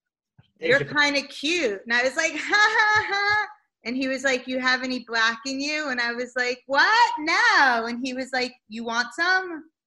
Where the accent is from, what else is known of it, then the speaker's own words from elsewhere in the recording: New York City, New York, United States; I grew up in Queens and I used to take the subway when I was like 15 years old into the city.